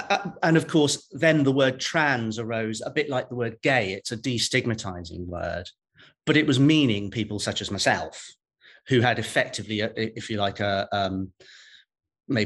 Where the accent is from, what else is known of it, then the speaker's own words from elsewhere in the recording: Welsh, Wales, United Kingdom; I'm a Welsh judge. A Catholic Welsh judge